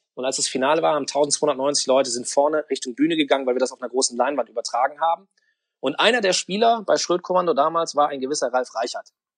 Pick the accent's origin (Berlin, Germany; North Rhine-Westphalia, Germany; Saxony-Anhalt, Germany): North Rhine-Westphalia, Germany; Kerpen; also born or lived in Cologne; ich habe Mitte der neunziger Jahre Abitur gemacht, hier in, äh, im Kölner Raum in Kerpen